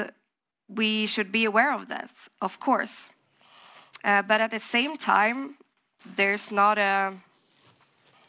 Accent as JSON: {"language": "English", "country": "Sweden", "said": "I'm from Sweden, and there I also work with fintech"}